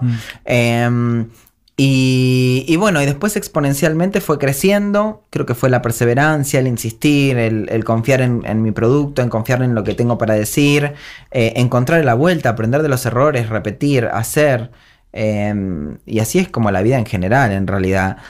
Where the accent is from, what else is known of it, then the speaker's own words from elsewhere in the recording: Argentina; volví muy feliz de volver a mi pueblo, a mi tierra querida, a mi tierra. De esta es mi tierra, mi tierra querida argentina